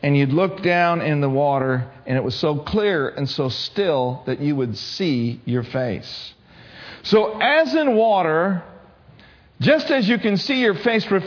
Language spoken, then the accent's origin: English; Minnesota, United States; I grew up in Minnesota.